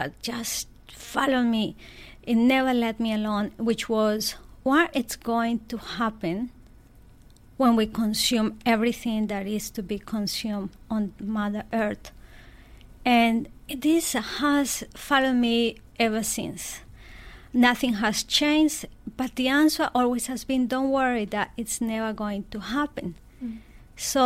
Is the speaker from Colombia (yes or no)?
yes; Colombia; I was born in Colombia in a very small village, and my parents' backyard was my everything.